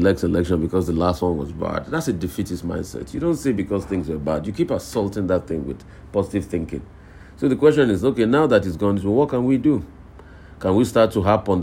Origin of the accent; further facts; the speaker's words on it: Odogbolu, Ogun State, Nigeria; out there in Odogbolu, my hometown.